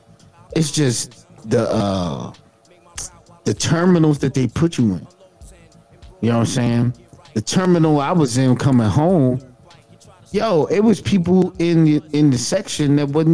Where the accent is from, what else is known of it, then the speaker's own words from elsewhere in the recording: New York City, New York, United States; I'm from Queens.